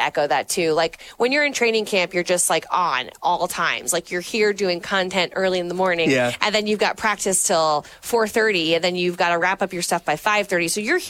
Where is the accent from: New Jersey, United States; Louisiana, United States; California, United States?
Louisiana, United States; New Orleans; now in Minneapolis, United States; I'm from New Orleans